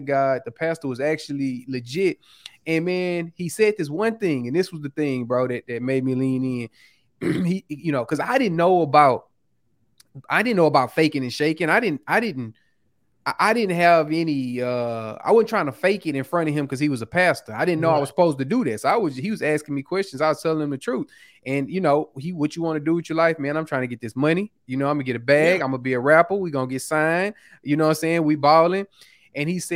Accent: Houston, Texas, United States; moved away as an adult; also born or lived in Kansas City; born and raised in Houston, Texas, on the south side, South Park

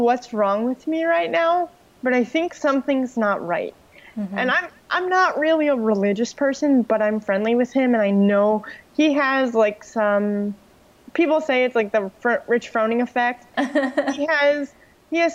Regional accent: New York, United States; now in Florida, United States; I'm originally from New York.

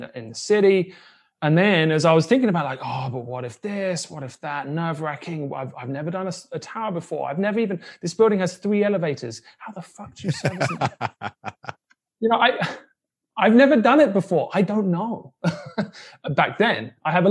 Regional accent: United Kingdom; also born or lived in Brooklyn; now in Kansas City, United States; I grew up in Section 8 housing in the UK

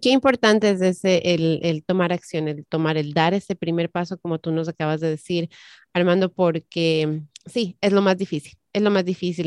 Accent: Ecuador; moved away; en mi país, el Ecuador

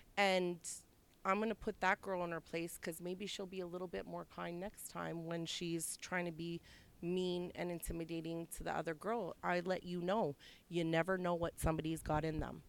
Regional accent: Toronto, Ontario, Canada; I'm from St. Jamestown

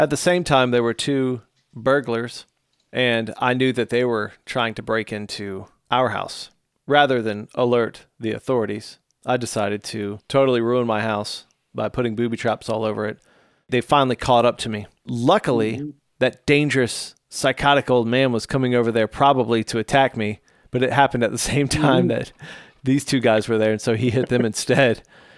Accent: Illinois, United States; I grew up in the Chicago suburbs with my family, large family.

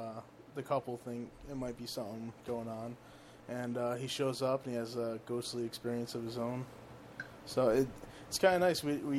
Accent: Fall River, Massachusetts, United States; I grew up in Fall River

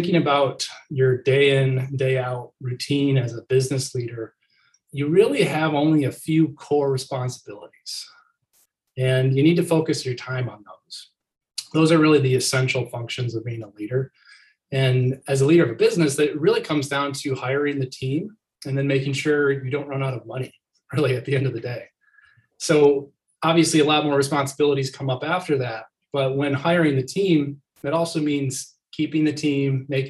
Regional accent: Michigan, United States; I grew up in Michigan.

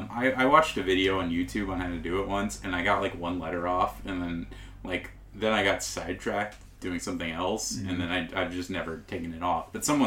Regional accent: California, United States; moved away as an adult; also born or lived in Alabama; Yeah, I used to live in Alabama. I'm from California and lived in Alabama for like 5 years, 6 years maybe, then moved back. I've lived here most of my life, though.

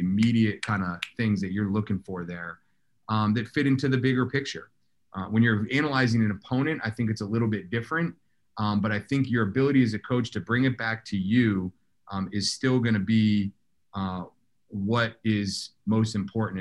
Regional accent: Southern Maine, United States; we grew up in Southern Maine, uh, non-traditional lacrosse area.

